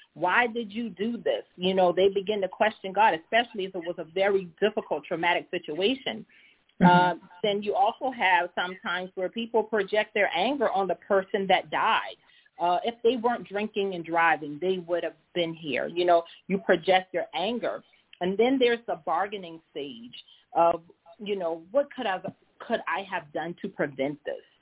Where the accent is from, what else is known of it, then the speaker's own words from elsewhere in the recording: Charleston, South Carolina, United States; accent: Low Country; moved away as an adult; I am a native of Charleston, South Carolina. For many of you in South Carolina, you probably heard my accent, so you know I am from the Low Country.